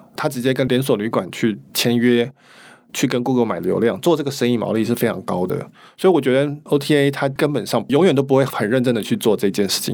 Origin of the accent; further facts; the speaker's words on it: Taiwan; 我们台湾人